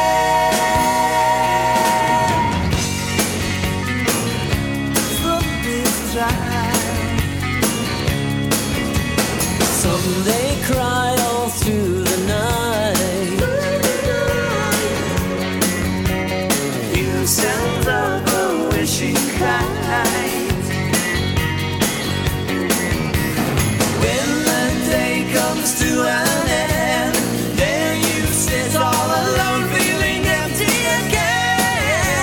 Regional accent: Nashville, Tennessee, United States; moving to my hometown, Nashville, Tennessee

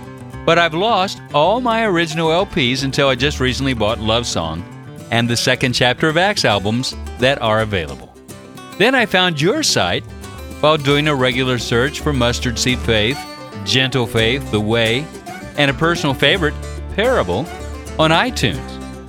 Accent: California, United States; I grew up in Orange County in a conservative church.

